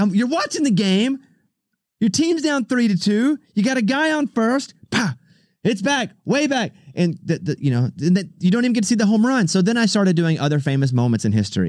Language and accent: English; Arkansas, United States; moved away; I grew up in Arkansas